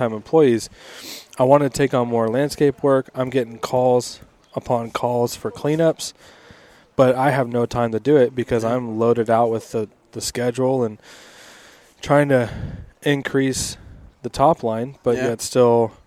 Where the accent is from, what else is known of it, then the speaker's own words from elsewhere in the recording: Spokane, Washington, United States; I'm from Spokane.